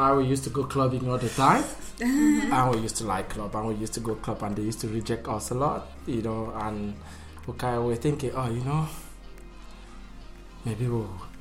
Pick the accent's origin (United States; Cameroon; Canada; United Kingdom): Cameroon; moved away as an adult; now in Melbourne, Australia; I'm from Cameroon